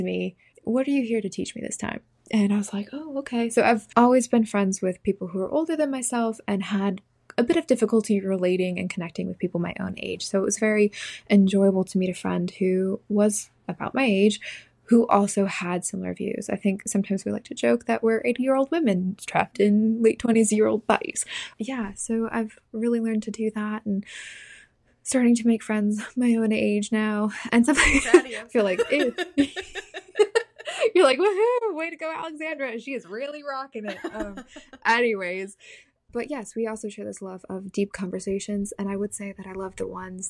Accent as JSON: {"language": "English", "region": "Southern California", "country": "United States", "tie": "born or raised there", "also_born_or_lived": "New Jersey", "moved": "as an adult", "lives_now": "North Carolina, United States", "said": "I grew up in Southern California, and I went to university in New Jersey, where we met. And I have since moved to North Carolina"}